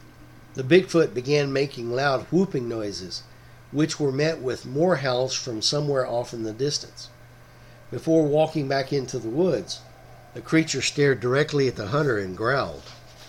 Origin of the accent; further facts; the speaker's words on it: Texas, United States; here in my home state of Texas